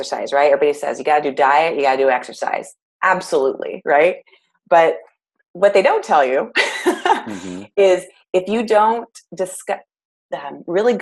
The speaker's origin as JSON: {"language": "English", "town": "Clovis", "region": "California", "country": "United States", "moved": "yes", "lives_now": "Goleta, United States", "said": "I am from Clovis, California. So it's very much the valley part of California"}